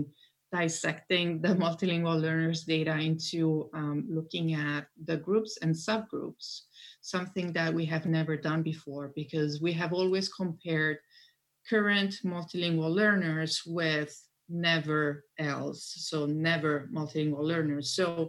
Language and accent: English; Italy; English is a second language; now in United States; I'm originally from Italy and I am a multilingual learner myself. I grew up in different countries and actually English, I think, is my fifth language in order of acquisition.